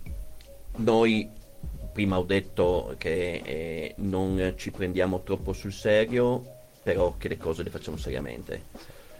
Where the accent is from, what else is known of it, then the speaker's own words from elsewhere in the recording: Bologna, Emilia-Romagna, Italy; io vengo da Bologna